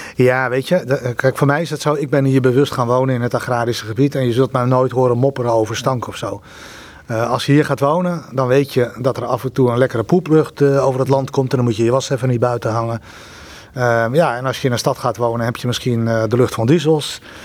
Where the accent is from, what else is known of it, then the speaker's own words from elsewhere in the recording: Netherlands; wij als Nederlanders